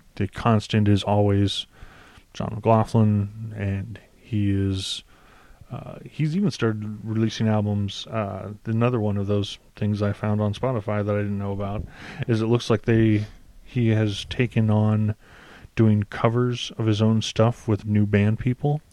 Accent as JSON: {"language": "English", "country": "United States", "said": "I'm an American"}